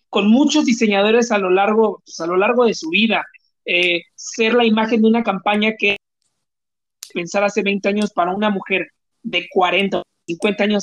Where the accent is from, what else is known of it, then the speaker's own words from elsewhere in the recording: Veracruz, Mexico; moved away; cuando yo salí de Veracruz y viajé a la Ciudad de México, llegué sin conocer a nadie en la Ciudad de México.